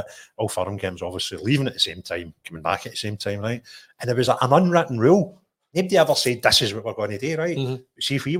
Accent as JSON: {"language": "English", "town": "Bridge of Weir", "region": "Scotland", "country": "United Kingdom", "tie": "born or raised there", "also_born_or_lived": "Linwood", "said": "I was born in Linwood and I moved when I was about second year in school up the Bridge of Weir."}